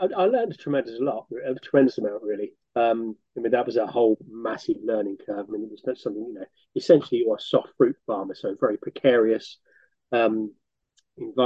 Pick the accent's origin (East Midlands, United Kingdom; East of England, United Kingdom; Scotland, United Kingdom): East Midlands, United Kingdom; Northampton; also born or lived in France; I attended various schools in Northampton. So I was brought up in Northampton